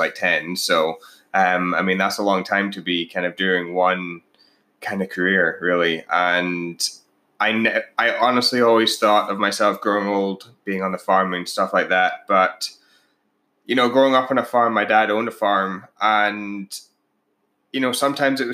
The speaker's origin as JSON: {"language": "English", "region": "Scotland", "country": "United Kingdom", "moved": "as an adult", "lives_now": "Canada", "said": "I'm actually from Scotland originally. We both now live in Canada."}